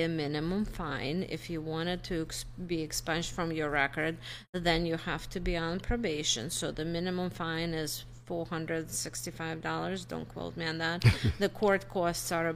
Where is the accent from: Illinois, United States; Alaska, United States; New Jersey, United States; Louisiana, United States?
New Jersey, United States; now in Iowa, United States; I'm from Jersey. I spent 12 years from Jersey.